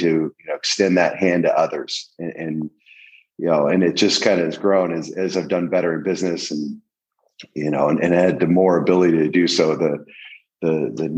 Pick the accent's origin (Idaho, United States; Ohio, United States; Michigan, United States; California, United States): California, United States; El Centro; I grew up in El Centro, California, right on the Mexican border